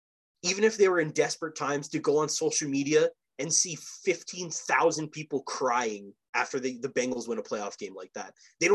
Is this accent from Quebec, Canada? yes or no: no; Saskatchewan, Canada; I'm not even from Cincinnati. Like, I'm from buttfuck nowhere, Saskatchewan, dude.